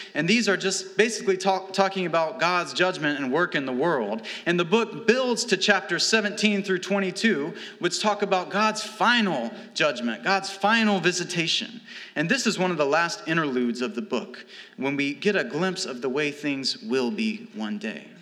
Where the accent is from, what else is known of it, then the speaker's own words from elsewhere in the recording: Alabama, United States; moved away; also born or lived in St. Louis; I'm from Alabama, we, we fry things.